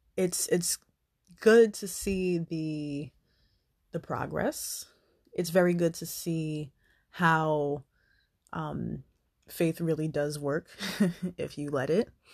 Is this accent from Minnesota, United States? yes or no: no; New Jersey, United States; I am originally from New Jersey.